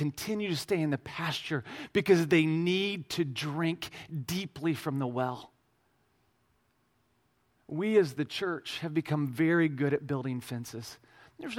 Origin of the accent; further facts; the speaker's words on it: Midwest Missouri, United States; I'm from Midwest Missouri. We have hills and cows and not very many people